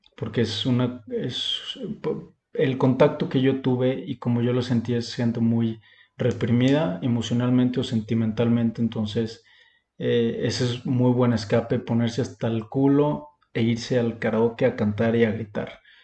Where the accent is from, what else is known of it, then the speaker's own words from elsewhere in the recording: Mexico; yo, como mexicano, no podía manejar allá